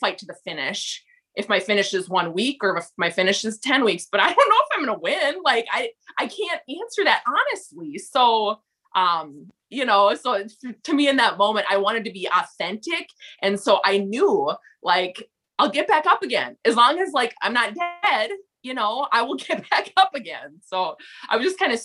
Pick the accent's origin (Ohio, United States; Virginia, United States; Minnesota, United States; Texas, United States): Minnesota, United States; accent: thick Minnesota; I'm … from Minnesota.